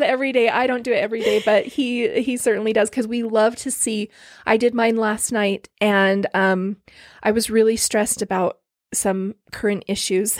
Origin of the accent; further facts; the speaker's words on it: Orem, Utah, United States; also born or lived in Lindon, Utah / American Fork, Utah / Highland, Utah / Pleasant Grove, Utah; I've grown up here. I grew up in Orem